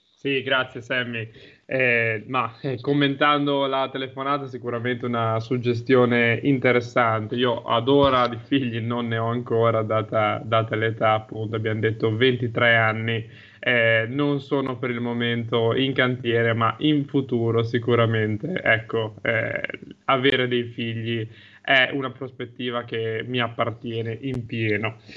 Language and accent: Italian; Guiglia, Emilia-Romagna, Italy